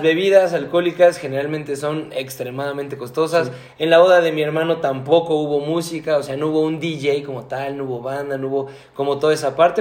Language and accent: Spanish; Mexico; Yo como mexicano